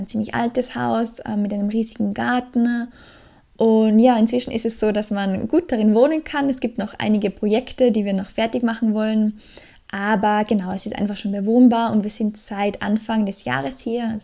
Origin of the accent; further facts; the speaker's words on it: Australia; now in Austria; Aus Australier, als Australier kann man natürlich auch nicht immer und ewig in Österreich bleiben.